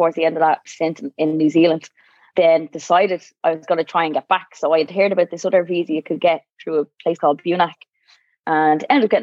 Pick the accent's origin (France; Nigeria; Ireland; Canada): Ireland; Dublin, Leinster; also born or lived in Navan; I grew up in Drimna.